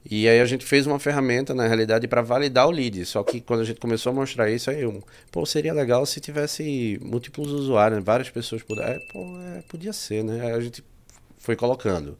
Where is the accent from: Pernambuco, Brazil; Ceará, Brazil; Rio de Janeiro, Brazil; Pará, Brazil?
Pernambuco, Brazil; moved away as an adult; now in Portugal; eu sou de Pernambuco